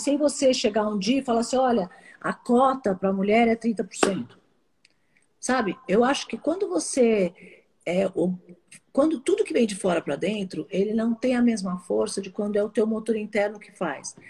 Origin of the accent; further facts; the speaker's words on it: Brazil; eu sou brasileira